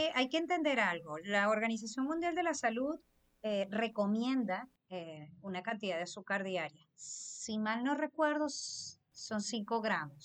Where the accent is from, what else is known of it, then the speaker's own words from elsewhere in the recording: Venezuela; los venezolanos que no es, mm, crecimos comiendo fritura